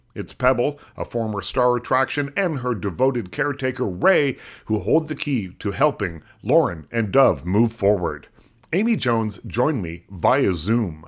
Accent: Lunenburg, Nova Scotia, Canada; I'm from small town Nova Scotia

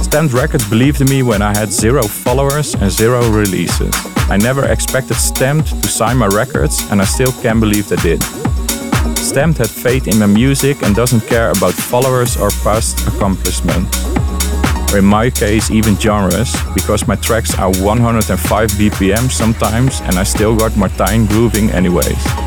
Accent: Leeuwarden, Friesland, Netherlands; born and raised in Leeuwarden, the Netherlands.

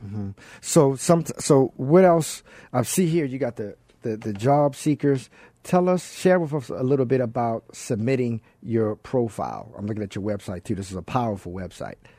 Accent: Baltimore, Maryland, United States; Baltimore, Maryland, my hometown

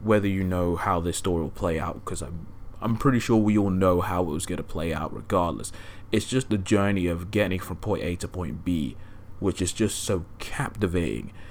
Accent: England, United Kingdom; me and my uncle, because obviously we're both English geezers

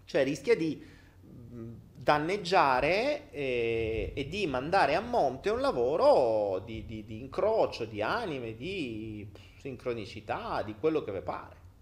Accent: Italy; moved away as an adult; Io me ne sono andato via dall'Italia

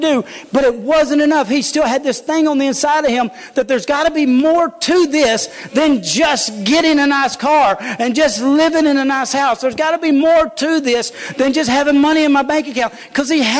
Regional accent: United States; I'm an American

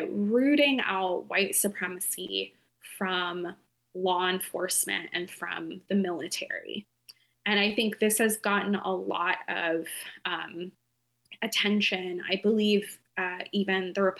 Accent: Appalachian town, United States; I grew up in an Appalachian town, pretty small

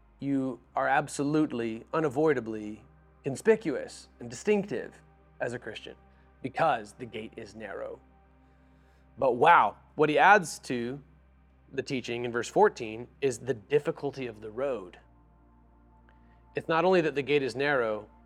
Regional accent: Florida, United States; also born or lived in Nashville, Tennessee; now in Seattle, United States; when I grew up in Florida

